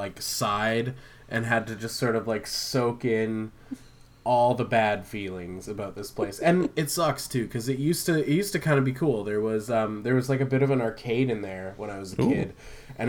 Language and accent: English; Vancouver Island, British Columbia, Canada; moved away; I spent a lot of time up island in my hometown.